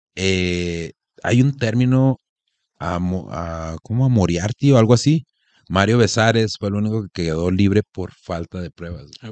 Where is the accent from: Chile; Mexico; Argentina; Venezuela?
Mexico; Como mexicanos